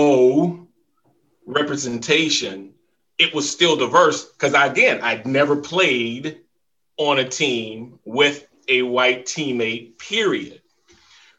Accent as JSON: {"language": "English", "region": "the South", "country": "United States", "tie": "born or raised there", "also_born_or_lived": "Jacksonville, Florida / Philadelphia", "moved": "as an adult", "said": "growing up in the South"}